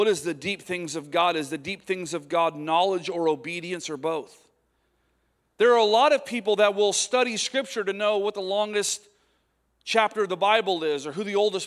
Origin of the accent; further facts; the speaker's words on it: United States; as American preachers